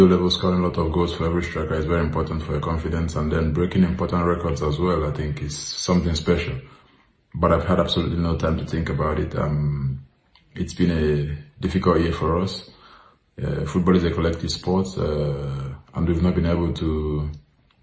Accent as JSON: {"language": "English", "country": "Nigeria", "tie": "born or raised there", "moved": "yes", "lives_now": "Italy", "said": "I was born in Nigeria"}